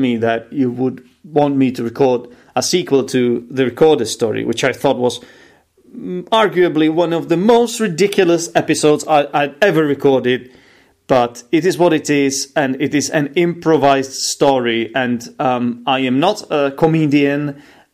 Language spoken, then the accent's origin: English; Czechia; I'm an English teacher from the Czech Republic.